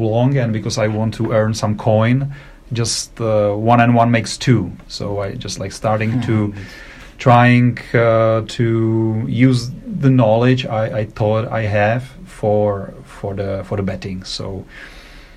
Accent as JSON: {"language": "English", "country": "Czechia", "said": "I'm from Czech Republic. I live in Prague"}